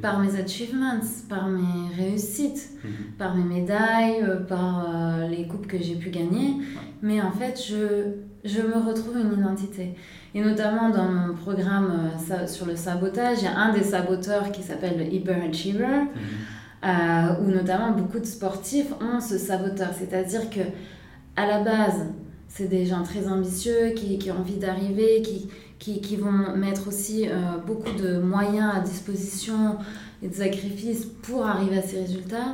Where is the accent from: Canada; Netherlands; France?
France; Nice, Provence-Alpes-Côte d'Azur; moved away as an adult; also born or lived in Singapore / Lausanne; je viens de Nice. donc un endroit assez ensoleillé comme ici aujourd'hui à Lausanne. Euh, donc j'ai grandi euh, à Nice